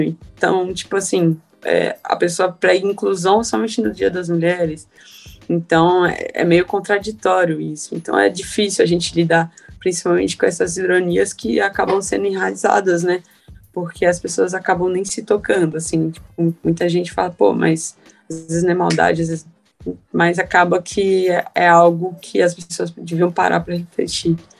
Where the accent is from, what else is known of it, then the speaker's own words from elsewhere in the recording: Carapicuíba, São Paulo, Brazil; eu sou de Carapicuíba desde, a, desde que eu me entendo por gente